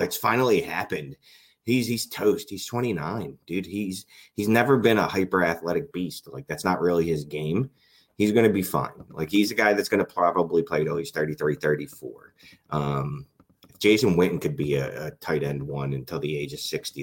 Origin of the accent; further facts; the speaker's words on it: Philadelphia, Pennsylvania, United States; I'm from Philadelphia